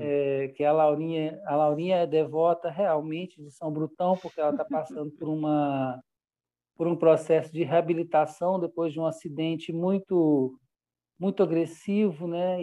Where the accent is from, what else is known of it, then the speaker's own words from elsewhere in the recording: Belo Horizonte, Minas Gerais, Brazil; also born or lived in Goiás; now in São Bartolomeu, Brazil; eu sou mineiro, e fiz uma pesquisa entre os lugares mais próximos a Belo Horizonte, que é a minha cidade natal